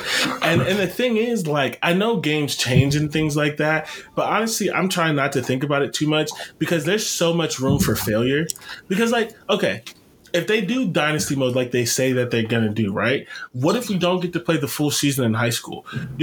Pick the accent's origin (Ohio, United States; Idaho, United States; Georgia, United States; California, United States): Ohio, United States; I'm from Ohio